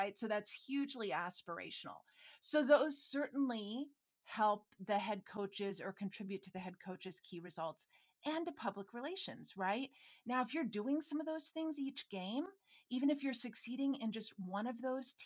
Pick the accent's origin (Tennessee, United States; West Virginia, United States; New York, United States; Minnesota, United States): Minnesota, United States; I'm from Minnesota